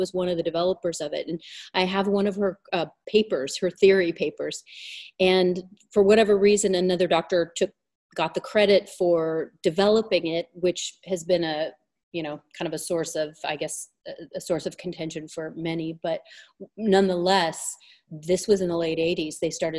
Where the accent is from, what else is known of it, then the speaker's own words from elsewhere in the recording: Southern California, United States; So I grew up in Southern California. I've lived in different states, but Southern California has always been my home